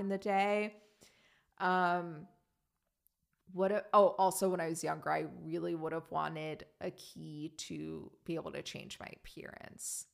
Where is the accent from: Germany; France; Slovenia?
Germany; moved away; growing up in Germany